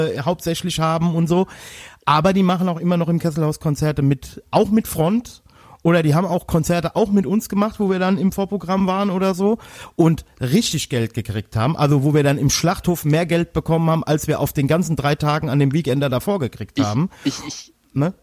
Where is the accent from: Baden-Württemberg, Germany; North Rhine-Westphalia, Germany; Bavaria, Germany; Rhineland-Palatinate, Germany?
Rhineland-Palatinate, Germany; Westerwald; bei uns im Westerwald